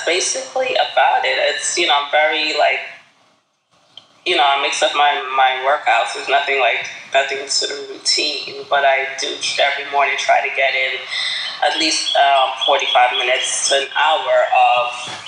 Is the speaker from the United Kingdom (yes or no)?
no; Guyana; also born or lived in Brooklyn, New York; now in New York City, United States; we're from Guyana